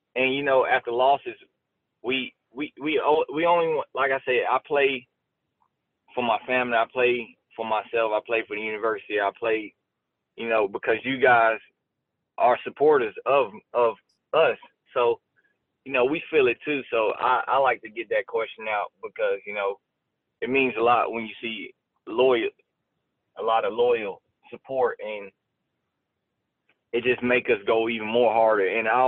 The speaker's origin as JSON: {"language": "English", "town": "Orlando", "region": "Florida", "country": "United States", "tie": "born or raised there", "said": "And I just remember Orlando. I was back in my hometown. It was rocking."}